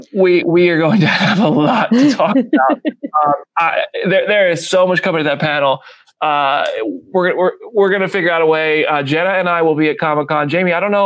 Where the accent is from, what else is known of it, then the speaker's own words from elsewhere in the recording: Freehold, New Jersey, United States; now in Nashville, United States; I grew up in Freehold